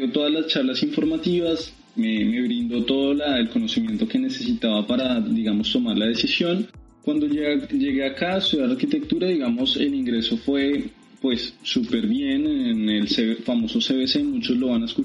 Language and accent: Spanish; Bogotá, Colombia; yo soy de la ciudad de Bogotá, soy colombiano, si se pueden dar cuenta, con, el acento todavía vigente.